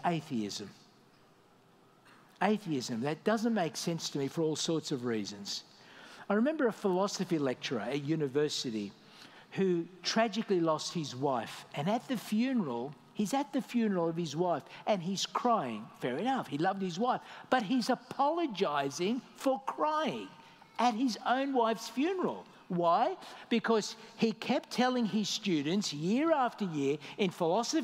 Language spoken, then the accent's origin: English; Australia; moved away as an adult; also born or lived in Malta; now in Dubai, United Arab Emirates; I left my home country, Australia